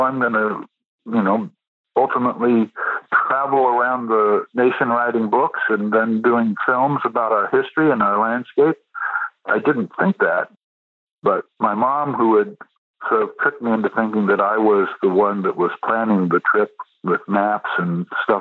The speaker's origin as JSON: {"language": "English", "region": "Iowa", "country": "United States", "tie": "born or raised there", "moved": "yes", "said": "my hometown in Iowa"}